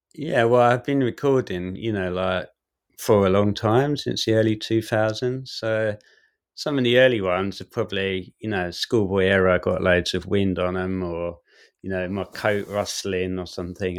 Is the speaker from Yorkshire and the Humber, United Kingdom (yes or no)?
no; Southend-on-Sea, East of England, United Kingdom; I'm from South End, and so I played in those bands in the South End scenes